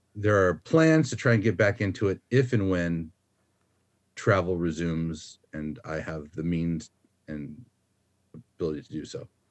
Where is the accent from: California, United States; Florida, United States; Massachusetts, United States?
Florida, United States; moved away as an adult; now in Australia; So my home state is Florida